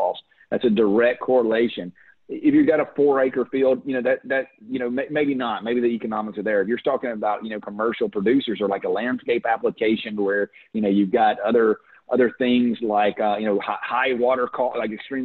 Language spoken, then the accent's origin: English; United States; also born or lived in Louisiana / Florida; I'm from Florida and Louisiana